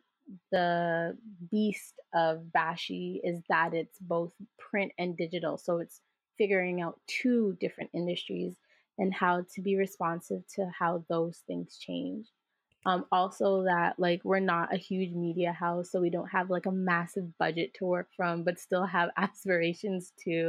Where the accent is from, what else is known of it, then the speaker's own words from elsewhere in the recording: Jamaica; both experientially as a Jamaican person or a person of the diaspora